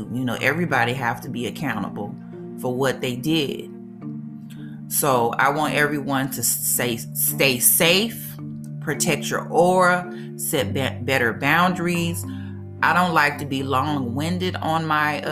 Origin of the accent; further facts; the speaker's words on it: Mississippi, United States; my home state of Mississippi